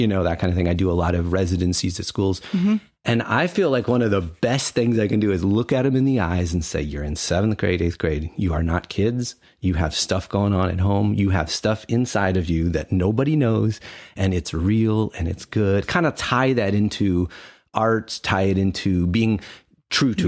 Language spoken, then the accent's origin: English; Ohio, United States; now in Ithaca, United States; I grew up in Ohio. So kind of farmland, Ohio